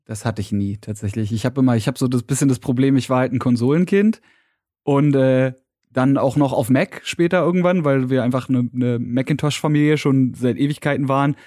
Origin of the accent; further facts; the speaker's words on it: Berlin, Germany; als Berliner